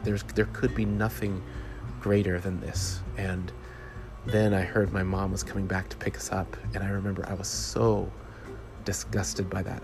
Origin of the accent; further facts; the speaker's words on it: Jamaica; the culture that I was raised in as a Jamaican and the background I come from